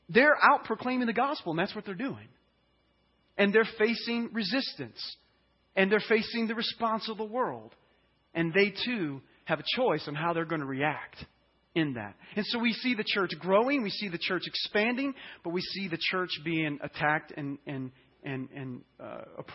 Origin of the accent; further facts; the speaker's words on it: Louisiana, United States; I'm from Louisiana, and so I want to use a term. It's called lanyap